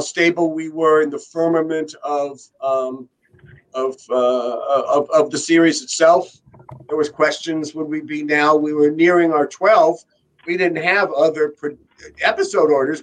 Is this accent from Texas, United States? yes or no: no; Beverly Hills, California, United States; I am originally from Beverly Hills